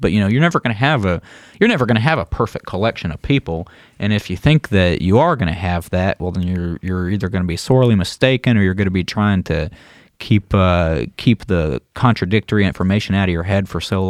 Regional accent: the South, United States; Because, you know, like I'm a Southerner, and when I see someone running without a shirt on, I think, put a shirt on, hippie.

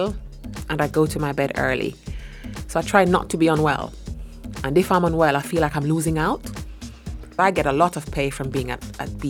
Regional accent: Jamaica; I'm Jamaican and our motto is out of many, one people.

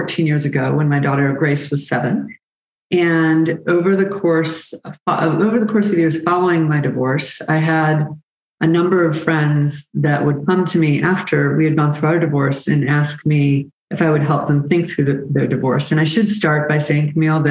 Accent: Birmingham, Michigan, United States; moved away as an adult; also born or lived in Washington, D.C. / Chicago / Atlanta; I grew up in Michigan, Birmingham, Michigan, with my parents

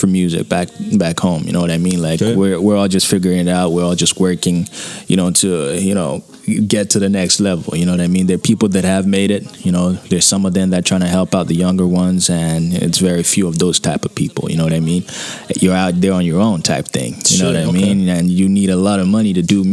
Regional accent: Nigeria; moved away as an adult; now in Toronto, Canada; I was born and raised in Nigeria, you know. I'm Nigerian, you know, full-bloodedly

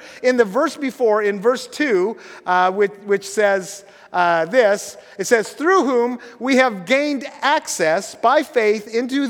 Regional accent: Washington, United States; I grew up in Grays Harbor, and I love the ocean most of all in the winter.

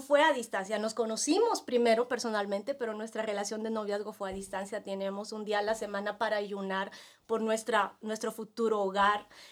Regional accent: Peru; moved away as an adult; also born or lived in Nicaragua / India; now in El Salvador; durante siete años había tenido más de 35 médicos en mi país, en Perú

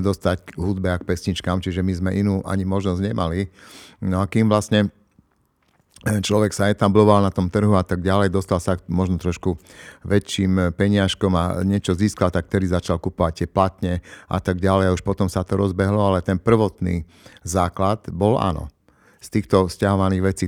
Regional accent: Košice, Košice Region, Slovakia; u nás v Košiciach

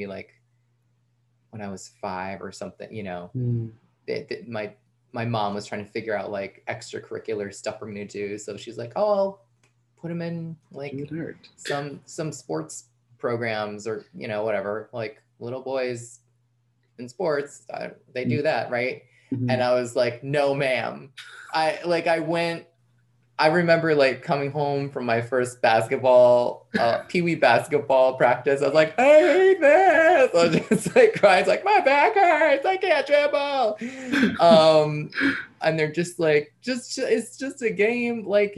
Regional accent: outside of New York City, United States; moved away as an adult; also born or lived in Brooklyn; now in Massachusetts, United States; I was born and raised outside of New York City

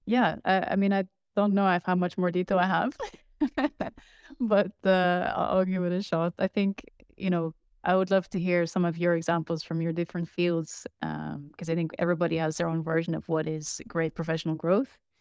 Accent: Netherlands; I'm from Netherlands

